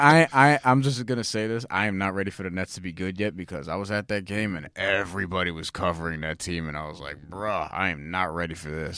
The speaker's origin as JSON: {"language": "English", "region": "New York", "country": "United States", "tie": "born or raised there"}